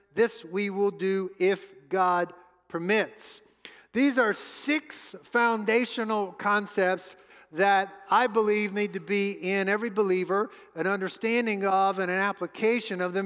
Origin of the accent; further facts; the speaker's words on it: New Orleans, Louisiana, United States; moved away; Suzette and I grew up in New Orleans, home of the New Orleans Saints